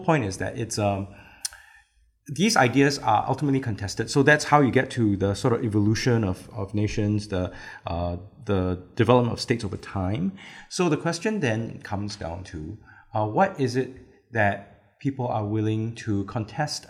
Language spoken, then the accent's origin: English; Singapore; I'm ethnic Chinese, but I am a Singaporean. I'm a Singaporean citizen.